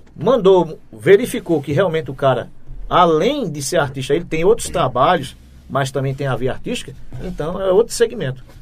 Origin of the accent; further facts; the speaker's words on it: João Pessoa, Paraíba, Brazil; moved away as an adult; now in Juripiranga, Brazil; eu sou de João Pessoa, capital da Paraíba. João Pessoa. Né? Eu morei lá até 2005